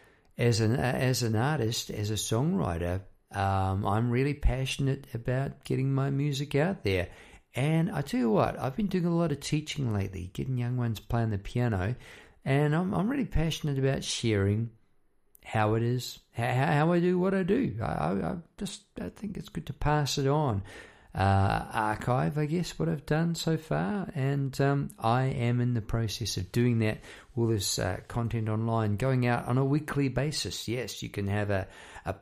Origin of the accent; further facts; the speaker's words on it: New Zealand; moved away as an adult; now in Melbourne, Australia; I talk like that because I'm an ex-Kiwi, ex-New Zealander. Come over here about 20 odd years ago